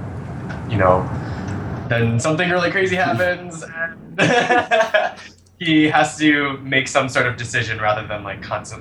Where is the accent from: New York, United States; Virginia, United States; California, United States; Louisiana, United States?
New York, United States; Albany; now in New York City, United States; I grew up in Albany, New York.